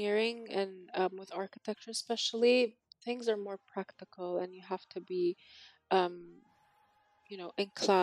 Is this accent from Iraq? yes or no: yes; Sulaymaniyah, Sulaymaniyah Governorate, Iraq; I grew up in Sully. I've lived here with my parents